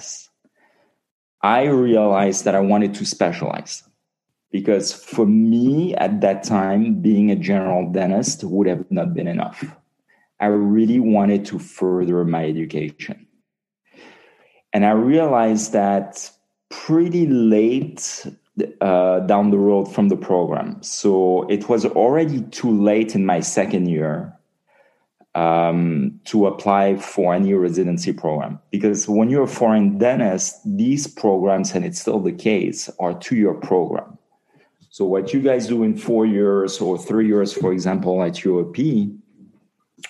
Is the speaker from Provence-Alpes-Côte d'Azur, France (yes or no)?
yes; Nice, Provence-Alpes-Côte d'Azur, France; moved away as an adult; also born or lived in Brussels, Belgium; now in Beverly Hills, United States; I'm originally from Nice in the south of France. I moved in 1995 to go to USC Dental School